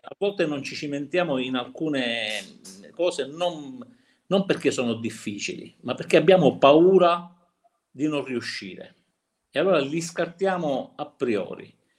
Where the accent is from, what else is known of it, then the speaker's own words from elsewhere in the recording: Cinisi, Sicily, Italy; Cinisi, il mio paese dove abitiamo, che è in provincia di Palermo